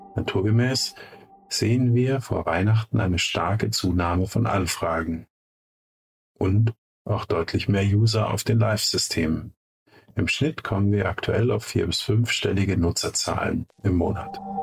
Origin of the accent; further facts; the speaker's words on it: Munich, Bavaria, Germany; Beide sind wir Münchner Kindle.